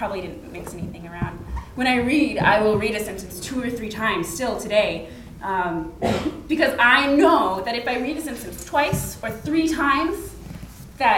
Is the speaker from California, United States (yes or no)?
no; Alaska, United States; I grew up in Alaska